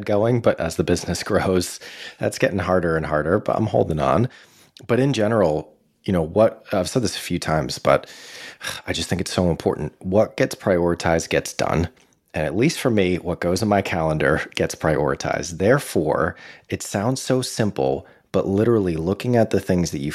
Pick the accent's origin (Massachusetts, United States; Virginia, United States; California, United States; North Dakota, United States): Massachusetts, United States; Boston; growing up in the Boston area